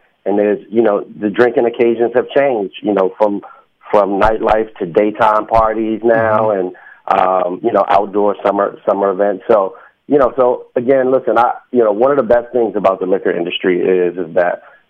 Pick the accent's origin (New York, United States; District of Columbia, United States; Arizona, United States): District of Columbia, United States; Washington; originally I'm from Washington, D.C. {S1} Mm-hmm. {S2} I grew up in Northeast D.C. In a place called Langston Terrace.